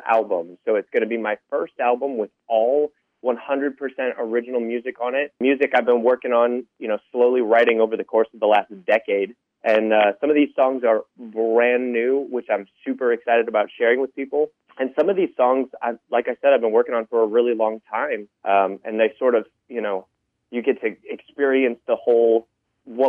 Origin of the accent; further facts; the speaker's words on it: Iowa, United States; moved away as an adult; now in Nashville, United States; coming from Iowa, born and raised in Iowa